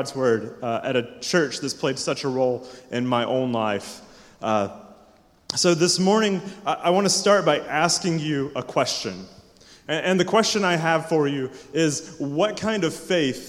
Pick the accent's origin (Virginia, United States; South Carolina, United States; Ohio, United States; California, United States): South Carolina, United States; Cowpens; moved away as an adult; also born or lived in Simpsonville, South Carolina; now in Louisville, United States; I grew up in Spartanburg, in the bustling part of Spartanburg called Cowpens